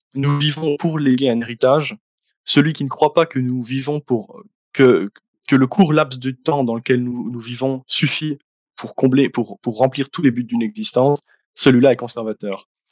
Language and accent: French; Liège, Wallonia, Belgium; je suis belge. Je suis originaire de la ville de Liège, dans la région francophone de Belgique